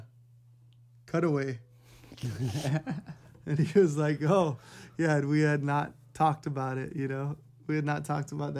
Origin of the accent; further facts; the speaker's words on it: Hawaii, United States; I'm born and raised in Hawaii